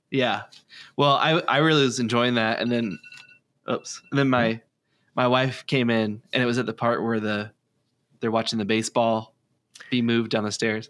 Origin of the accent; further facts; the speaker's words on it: Kansas, United States; I'm from Kansas